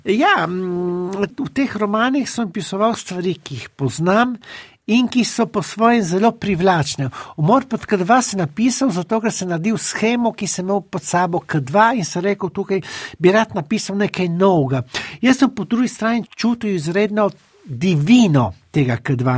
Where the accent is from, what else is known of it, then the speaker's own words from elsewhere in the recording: Trieste, Friuli-Venezia Giulia, Italy; jaz sem polnopraven tržačan. Jaz sem se rodil v Trstu